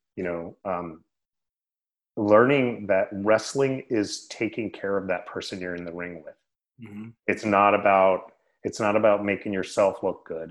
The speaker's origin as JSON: {"language": "English", "town": "Sacramento", "region": "California", "country": "United States", "tie": "born or raised there", "said": "I grew up in the Sacramento area"}